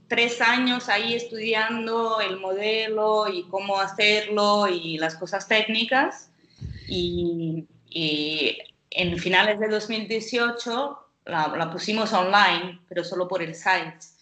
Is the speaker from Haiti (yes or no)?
no; Brazil; Spanish is a second language; now in Portugal; yo soy brasileña.